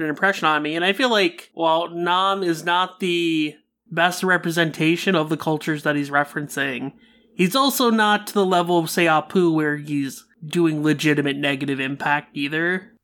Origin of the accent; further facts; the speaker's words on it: India; being Indian